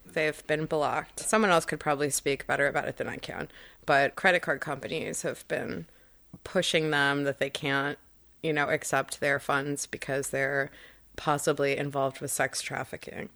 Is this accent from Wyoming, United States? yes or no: no; Chicago, Illinois, United States; born or raised there